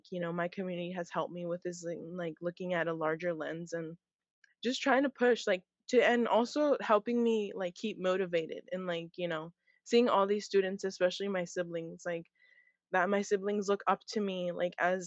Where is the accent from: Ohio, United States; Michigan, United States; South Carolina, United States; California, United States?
California, United States; Hayward; also born or lived in San Mateo, California; growing up in Hayward